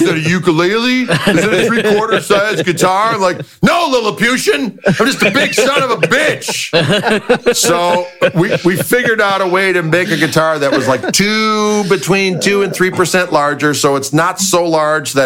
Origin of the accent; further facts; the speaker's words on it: Midwest, United States; we're both from Midwest